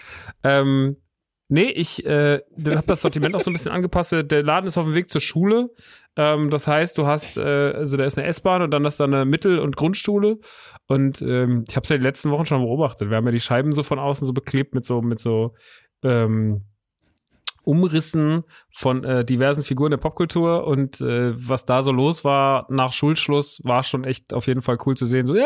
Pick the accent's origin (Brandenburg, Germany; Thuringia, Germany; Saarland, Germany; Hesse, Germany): Hesse, Germany; Rodgau; Das Geschäft ist in meiner alten Heimat Rottgau